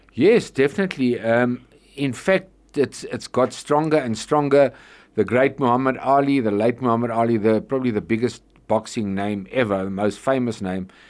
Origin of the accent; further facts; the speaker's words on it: Johannesburg, Gauteng, South Africa; also born or lived in Troyville, Johannesburg / West Palm Beach, United States / San Diego, United States; I was born in Troyville, which is uh, not far from here, funny enough, and I was raised in Malvern